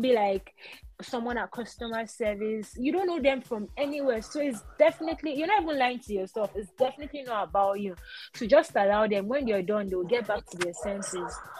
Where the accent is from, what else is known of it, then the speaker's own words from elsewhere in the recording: Nigeria; as a Nigerian